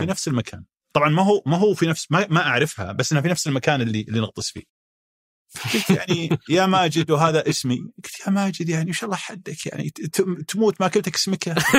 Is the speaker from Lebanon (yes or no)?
no; Riyadh, Riyadh Province, Saudi Arabia; انا ابن الرياض